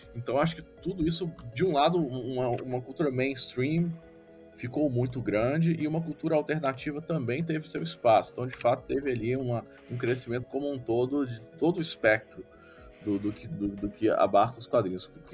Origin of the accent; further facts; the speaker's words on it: Brasília, Federal District, Brazil; moved away; eu sou de Brasília, eu não estou em Brasília no momento, mas eu sou de Brasília